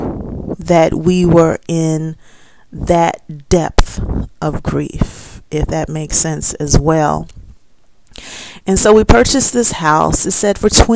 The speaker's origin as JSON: {"language": "English", "town": "Chicago", "region": "Illinois", "country": "United States", "moved": "as an adult", "lives_now": "Gary, Indiana, United States", "said": "I'm right from Chicago"}